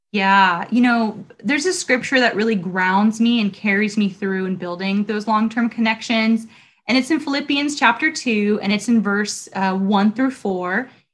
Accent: Long Beach, California, United States; also born or lived in Los Angeles, California; now in Huntington Beach, United States; I grew up in Long Beach

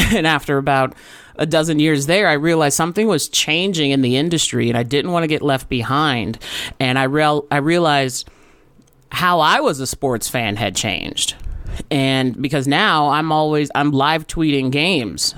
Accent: Riverside, California, United States; I grew up in Riverside, California

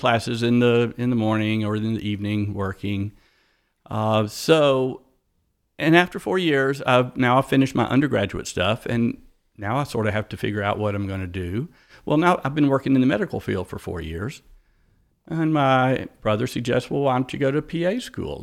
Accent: East Point, Georgia, United States; I was born in East Point, Georgia.

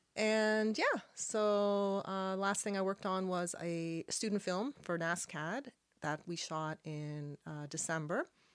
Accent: Halifax, Nova Scotia, Canada; first language Arabic; English is a second language; I was born in Halifax, and I'm Lebanese. My parents moved here from Lebanon, and I was born here

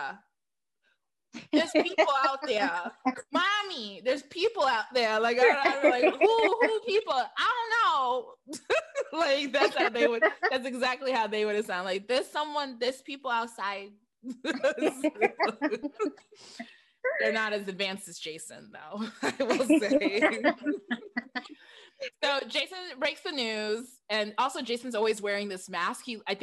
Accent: Michigan, United States; I'm from Michigan

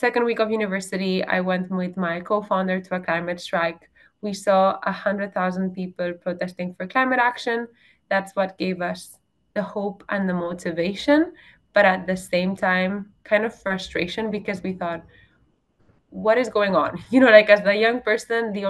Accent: Barcelona, Catalonia, Spain; moved away; I'm originally European from Barcelona. I studied there

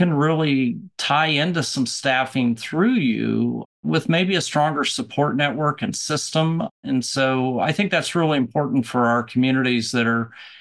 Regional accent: Nebraska, United States; my home state of Nebraska

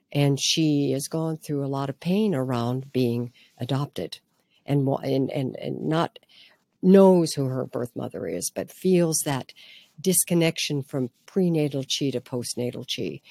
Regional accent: Midwest, United States; growing up in the Midwest in a very, what can I say, um, grounded, hardworking family

